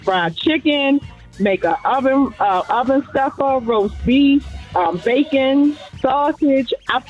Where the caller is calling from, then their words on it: Baltimore, Maryland, United States; I'm calling Baltimore, Maryland.